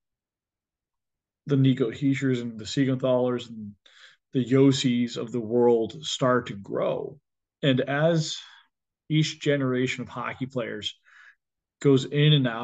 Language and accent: English; United States; I am an American